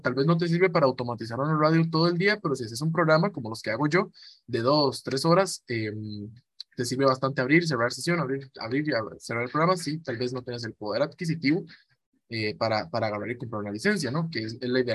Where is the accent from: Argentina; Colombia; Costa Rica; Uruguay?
Costa Rica; Cartago; Yo provengo de Costa Rica, de la noble y leal ciudad de Cartago, aquí en Costa Rica